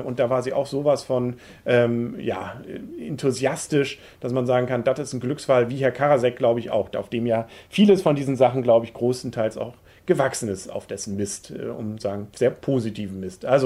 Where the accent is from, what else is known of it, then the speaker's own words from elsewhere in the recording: Kiel, Schleswig-Holstein, Germany; also gerade als Kieler finde ich es toll.